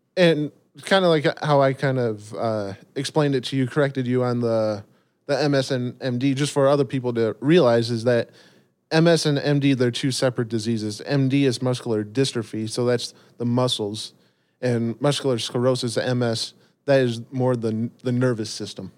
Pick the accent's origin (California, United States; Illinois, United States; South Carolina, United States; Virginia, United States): Illinois, United States; Rockford; born and raised in Rockford, Illinois